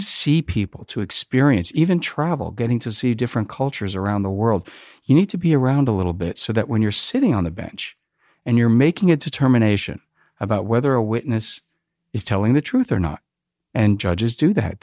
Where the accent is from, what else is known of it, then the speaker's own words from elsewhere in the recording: New Jersey, United States; I grew up in New Jersey.